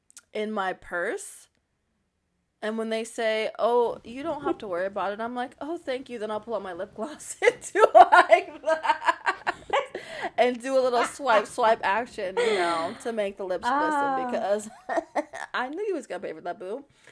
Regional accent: the South, United States; Being not only a woman, but being a Southern woman, a Southern belle, as they say, darling, I'm from the South, and so our men pay for us to do these things, honey, okay?

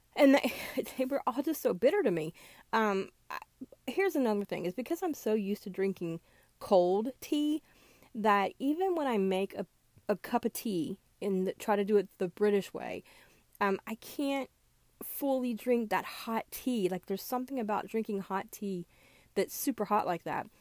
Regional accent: American South, United States; moved away; I grew up in the American South

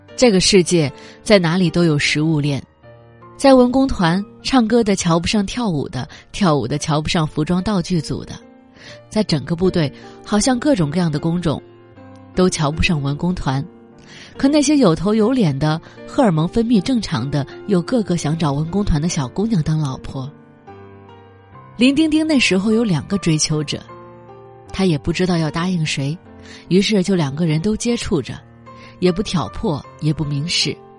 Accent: China; 我们中国人

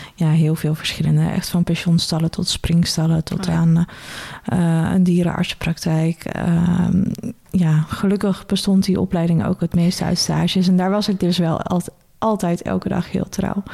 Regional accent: Benthuizen, South Holland, Netherlands; also born or lived in Zoeterwoude; Ik ben opgegroeid of geboren in Benthuizen

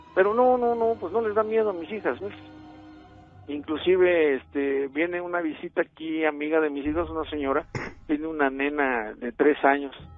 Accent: Poza Rica, Veracruz, Mexico; yo soy de Poza Rica, Veracruz

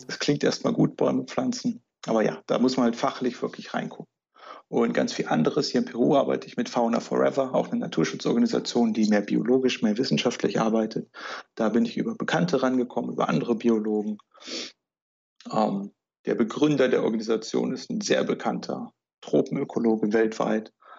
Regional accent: Germany; bei uns in Deutschland

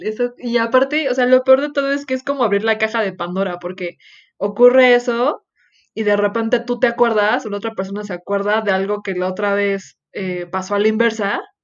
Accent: Mexico; como mexicanos nos encanta

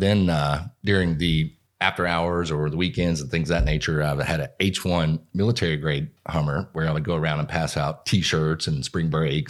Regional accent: Lexington, Kentucky, United States; I'm originally from Lexington.

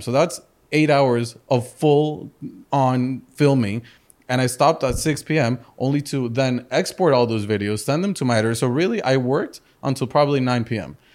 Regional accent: Madrid, Community of Madrid, Spain; also born or lived in Chicago; now in Miami, United States; I was born in Chicago. Uh, my parents are from Colombia and from the U S. I grew up in Madrid, in Spain, and, uh, then I moved over to Miami fifteen years ago

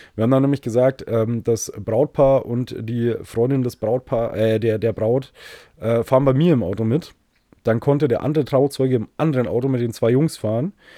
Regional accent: Bavaria, Germany; ich als Bayer

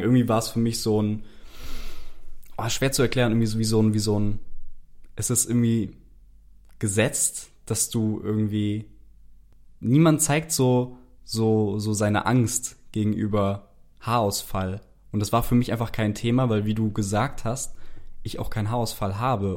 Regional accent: Frankfurt, Hesse, Germany; moved away as an adult; now in Cologne, Germany; Ich komme ja eigentlich aus Frankfurt ursprünglich

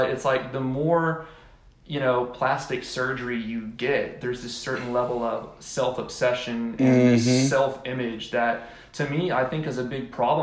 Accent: Houston, Texas, United States; moved away as an adult; also born or lived in College Station, Texas / Dallas-Fort Worth, Texas / Los Angeles, California / Austin, Texas; I grew up in Houston

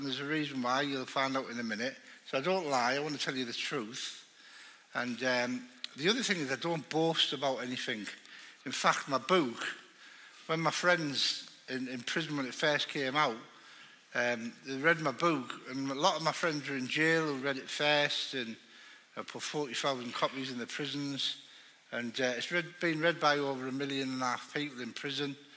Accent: Middlesbrough, North East England, United Kingdom; accent: northerner; I'm from Middlesbrough.

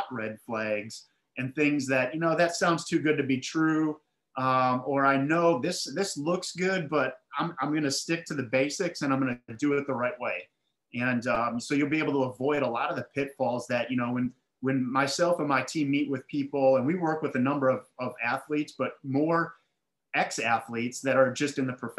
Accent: Milwaukee, Wisconsin, United States; now in Charlotte, United States; So I grew up in Milwaukee. I live in Charlotte, North Carolina right now, but Milwaukee, Wisconsin

